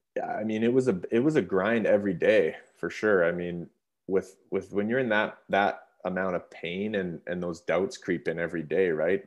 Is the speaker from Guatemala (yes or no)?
no; Revelstoke, British Columbia, Canada; I grew up in Revelstoke as a small town